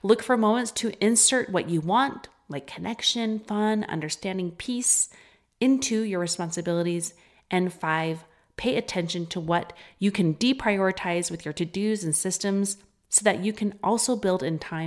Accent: Utah, United States; accent: Utah; my Utah accent

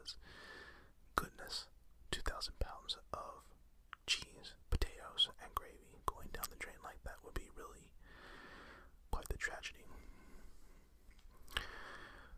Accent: United States; as an American

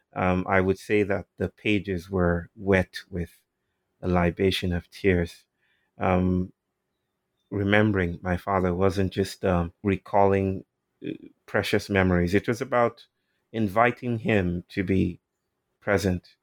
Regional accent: Nigeria; I'm from Nigeria, and um, I was just telling a story a while ago about awakenings, how I was um, brought up in a largely Christian world.

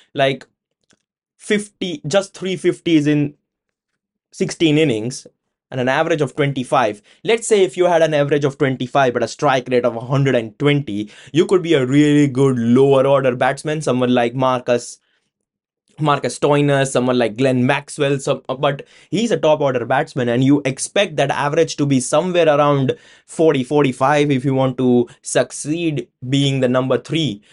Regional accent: India; now in United Kingdom; being an Indian living in the UK

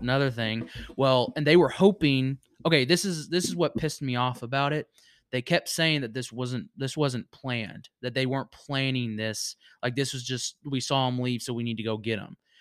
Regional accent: Virginia, United States; moved away; my hometown in Virginia

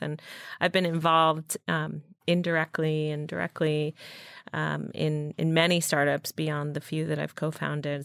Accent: New York City, New York, United States; I grew up in New York City

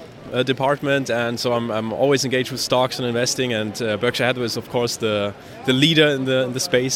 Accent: Munich, Bavaria, Germany; I'm from Munich in Germany.

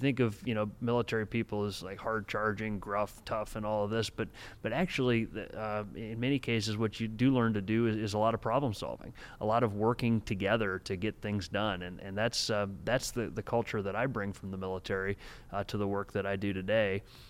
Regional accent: Copley, Ohio, United States; now in Hudson, United States; I grew up in Copley, but I live in Hudson now, right.

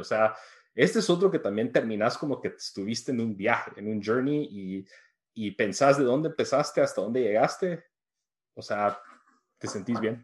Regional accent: New York City, New York, United States; viviendo en Nueva York, que crecí en The Bronx

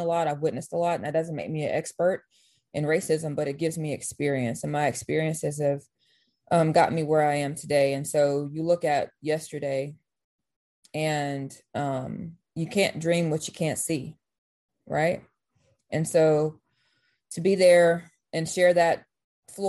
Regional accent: Meridian, Mississippi, United States; I'm from Meridian, Mississippi

